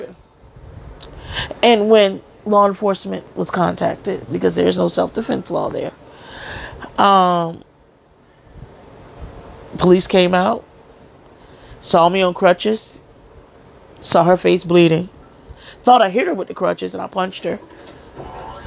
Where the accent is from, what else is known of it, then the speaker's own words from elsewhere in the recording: Miami, Florida, United States; moved away as an adult; also born or lived in New Jersey; I was born and raised in Miami, Florida, in Liberty City